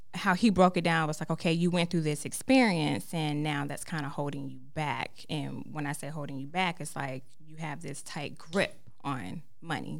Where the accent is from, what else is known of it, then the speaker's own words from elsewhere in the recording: Fayetteville, North Carolina, United States; moved away as an adult; now in Charlotte, United States; from Fayetteville, North Carolina